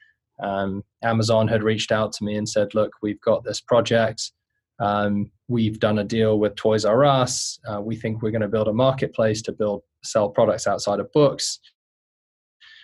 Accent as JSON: {"language": "English", "region": "London", "country": "United Kingdom", "tie": "born or raised there", "said": "I grew up in inner city London, not a very nice neighborhood of southwest London"}